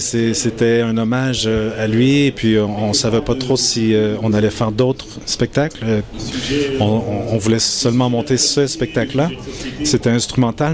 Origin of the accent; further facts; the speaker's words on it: Japan; now in Montreal, Canada; je suis né au Japon d'une mère japonaise d'un père québécois